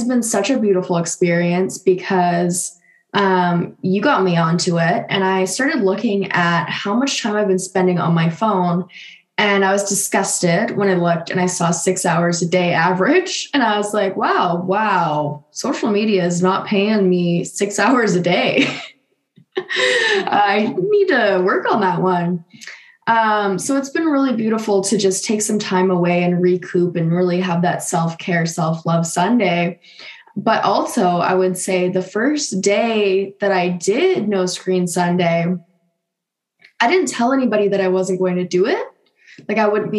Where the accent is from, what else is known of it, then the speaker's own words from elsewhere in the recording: Canada; moved away; another Canadian girl